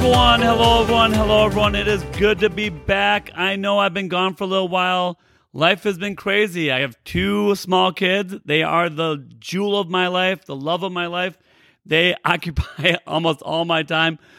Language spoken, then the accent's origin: English; Rockford, Illinois, United States; also born or lived in Naperville, Illinois; I grew up in Rockford, Illinois. Uh, I live in Naperville now, and I grew up in Rockford, Illinois, about an hour and a half away